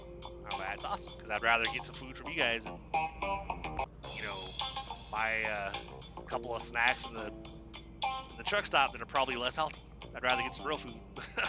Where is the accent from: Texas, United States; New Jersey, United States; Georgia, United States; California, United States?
California, United States; Pasadena; it is from California, you know, which I was, like, wondering if that was even going to, you know, I'm from Pasadena.